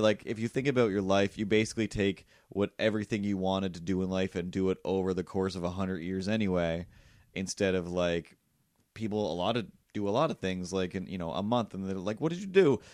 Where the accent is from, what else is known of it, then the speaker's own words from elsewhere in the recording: Cape Breton, Nova Scotia, Canada; I'm from Cape Breton